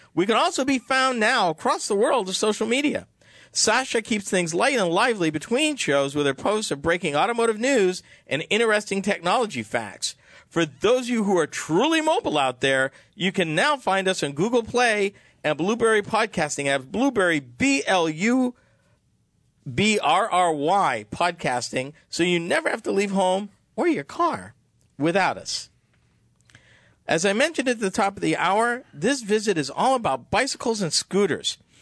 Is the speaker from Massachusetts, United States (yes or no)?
yes; Massachusetts, United States; I'm from Massachusetts